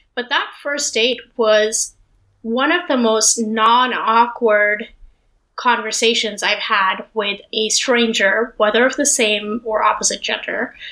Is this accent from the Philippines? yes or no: no; Delhi, India; moved away as an adult; also born or lived in Los Angeles; when I was growing up in Delhi